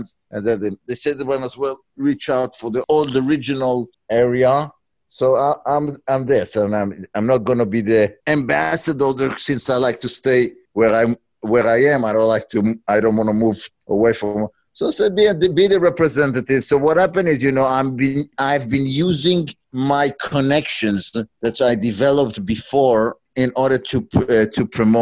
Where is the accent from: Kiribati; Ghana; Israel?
Israel; moved away; I'm originally from Israel